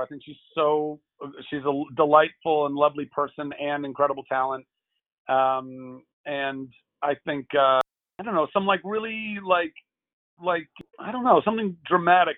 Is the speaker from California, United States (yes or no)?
yes; Southern California, United States; also born or lived in Lake Charles, Louisiana; I grew up in Southern California most of my life